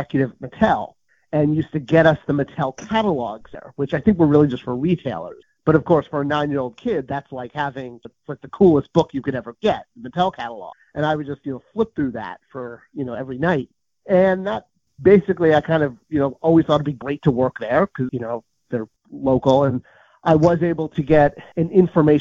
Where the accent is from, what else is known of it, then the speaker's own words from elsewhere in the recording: Southern California, United States; I grew up in Southern California